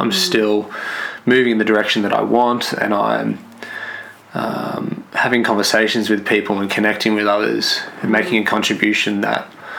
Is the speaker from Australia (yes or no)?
yes; Clayton, Mount Eliza, Victoria, Australia; also born or lived in Western Australia; I was born in Clayton.